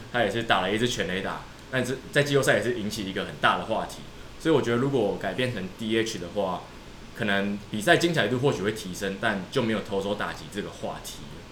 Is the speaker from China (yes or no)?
no; Taiwan; 我们台湾人在现场看就会觉得很有趣